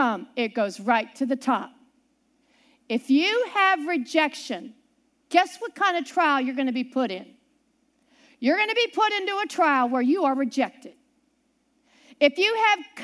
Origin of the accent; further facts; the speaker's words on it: Ohio, United States; also born or lived in Pittsburgh, Pennsylvania; I grew up near Pittsburgh, Pennsylvania. I lived all around there up until I was 6, and then my family moved to Ohio